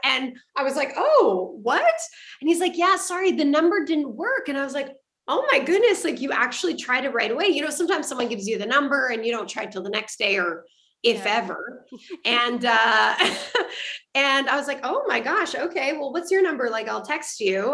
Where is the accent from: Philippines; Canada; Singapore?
Canada; I'm French Canadian